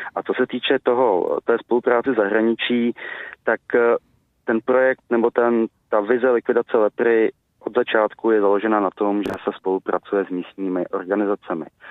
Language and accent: Czech; Czechia; jako Češi